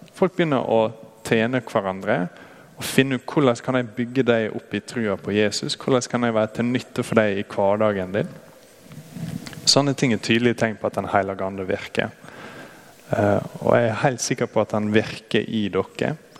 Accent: Brattvåg, Møre og Romsdal, Norway; moved away; Jeg er fra Brattvågen. Der er det enda mer eh, værhardt egentlig enn her.

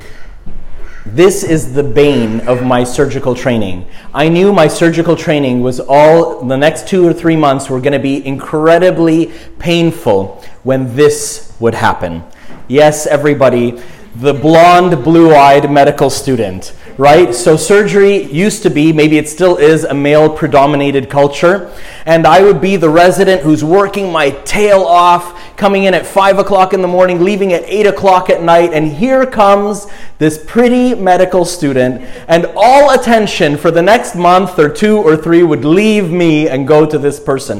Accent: Montreal, Quebec, Canada; We lived in Montreal, in the suburbs, in an more anglophone suburb

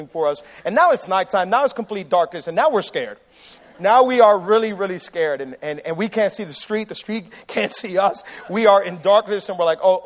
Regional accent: Miami, Florida, United States; Miami people, we throw hurricane parties

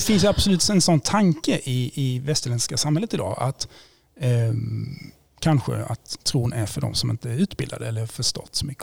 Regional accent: Blekinge, Sweden; now in Gothenburg, Sweden; Jag kommer från Blekinge från början

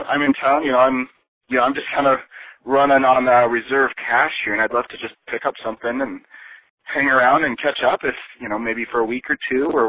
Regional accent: Oregon, United States; I'm from Oregon. That's pretty much all we do out here, out there.

